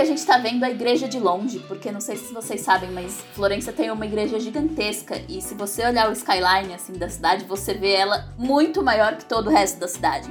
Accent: São Paulo, Brazil; eu sou de São Paulo

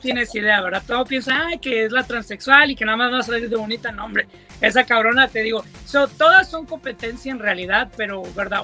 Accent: Coahuila, Mexico; yo soy de Coahuila, ¿verdad? Y no vengo de una ciudad grande, vengo de un, es un pueblo pequeño

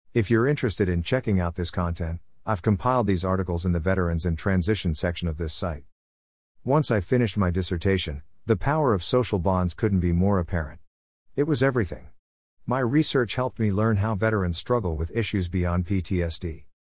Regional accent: Canada; being Canadian

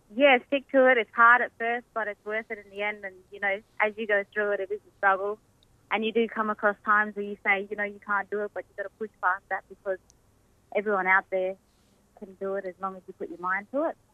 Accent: Derby, the Kimberley and Perth, WA, Western Australia, Australia; moved away as an adult; now in Queensland, Australia; I was born in Derby and pretty much raised up in the Kimberley and Perth as well

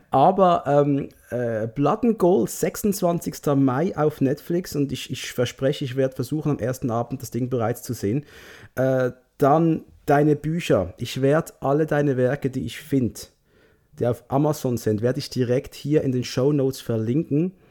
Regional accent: Switzerland; Aber hey, ich komme aus der Schweiz.

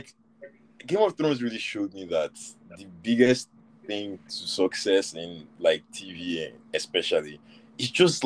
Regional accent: Nigeria; we grew up in Nigeria, guy, as in there was no HBO

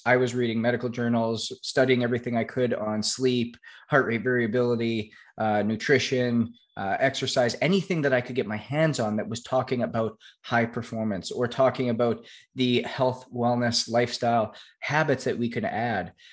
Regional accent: Canada; I was obviously born and raised in Canada

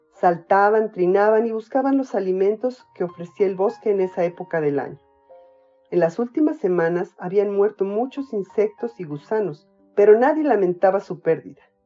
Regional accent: Mexico; soy mexicana, tengo 55 años y vivo en Toluca.

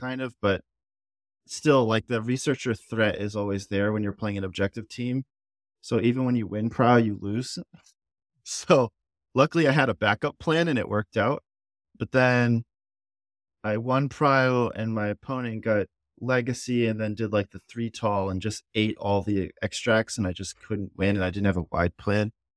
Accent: United States; as an American

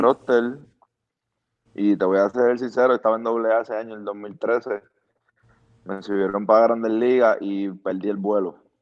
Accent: Bayamón, Puerto Rico; now in Fort Lauderdale, United States; yo soy de Bayamón.

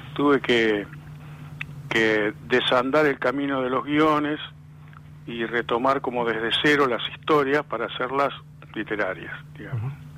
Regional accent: Lanús, Buenos Aires Province, Argentina; nací en Lanús, no, no en ese barrio, pero en otro también, barrio proletario

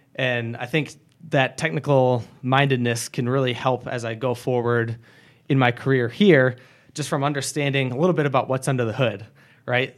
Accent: Grand Rapids, Michigan, United States; moved away as an adult; now in Wisconsin, United States; I was born and raised in Michigan, in the Greater Grand Rapids, Michigan area.

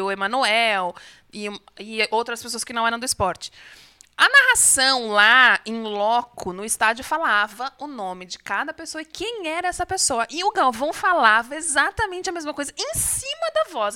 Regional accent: Brazil; eu sou brasileira

